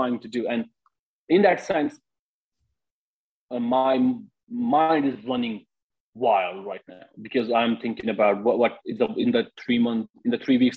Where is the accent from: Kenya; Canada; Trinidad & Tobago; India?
India; moved away as an adult; now in United States; I'm from India and I have an Indian passport.